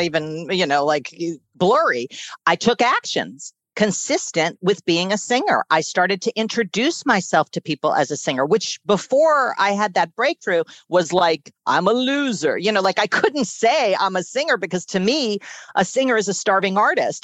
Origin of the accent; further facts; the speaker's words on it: New York City, New York, United States; I was born and raised in Manhattan